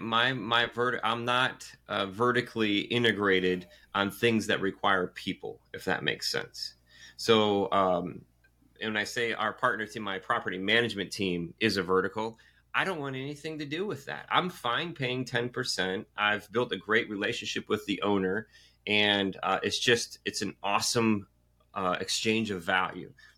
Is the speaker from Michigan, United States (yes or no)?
yes; Michigan, United States; now in Carolinas, United States; growing up in Michigan